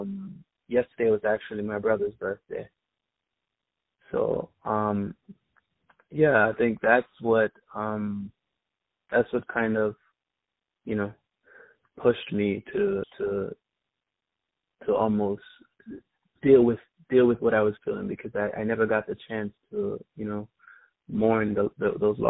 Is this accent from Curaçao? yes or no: no; New York City, New York, United States; also born or lived in Kingston, Jamaica; I was born in Kingston, Jamaica, but I was raised in Queens, New York